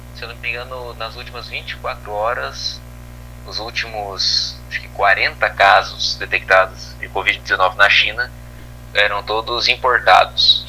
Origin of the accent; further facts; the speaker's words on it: Brazil; eu sou brasileiro